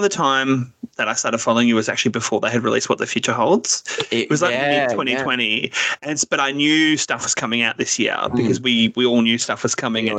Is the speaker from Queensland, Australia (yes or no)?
no; Melbourne, Victoria, Australia; We're all from Melbourne, actually.